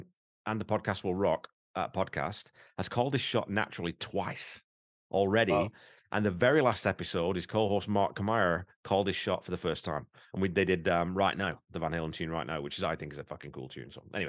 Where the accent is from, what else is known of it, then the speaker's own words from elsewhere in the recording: Canada; I'm a Canadian as well, you know, people. I do have my Canadian passport, you know, even though I've got this stupid accent. I am a Canadian.